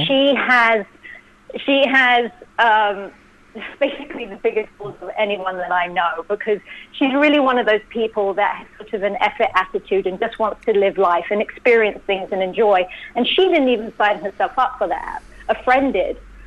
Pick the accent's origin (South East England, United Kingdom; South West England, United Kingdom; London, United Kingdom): London, United Kingdom; moved away as an adult; also born or lived in New York; I was born and bred in London